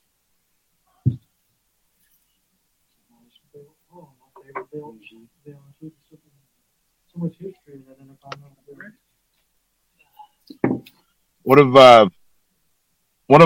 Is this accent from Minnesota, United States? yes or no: yes; Minnesota, United States; where I'm from Minnesota